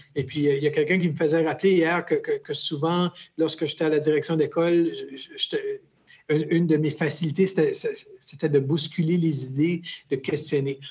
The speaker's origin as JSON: {"language": "French", "region": "New Brunswick", "country": "Canada", "tie": "born or raised there", "also_born_or_lived": "Quebec / Winnipeg, Manitoba", "said": "je suis euh, originaire du Nouveau-Brunswick, donc euh, j'habite un petit village qui s'appelle Lac Baker. Et puis, euh, c'est un peu un, parcours bizarre, un peu dans le sens que je suis né au Québec"}